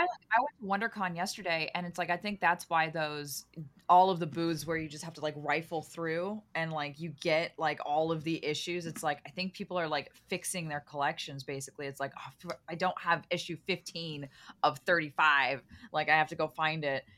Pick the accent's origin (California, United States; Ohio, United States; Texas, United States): California, United States; Los Angeles; I grew up in Los Angeles